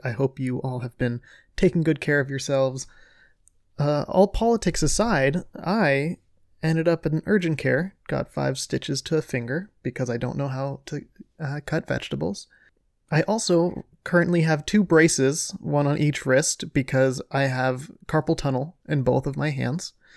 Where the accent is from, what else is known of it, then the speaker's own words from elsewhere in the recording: Ohio, United States; I'm from Ohio